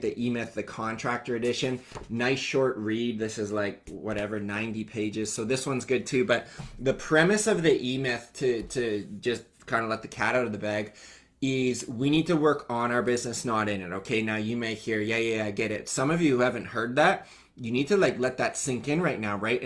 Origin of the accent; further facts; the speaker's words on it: Canada; I came back to my hometown in Canada